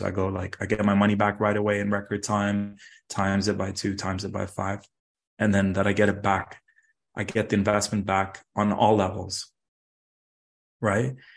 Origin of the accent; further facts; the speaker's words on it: Dubai, United Arab Emirates; now in Toronto, Canada; Growing up in Dubai, I saw super wealthy people and super poor people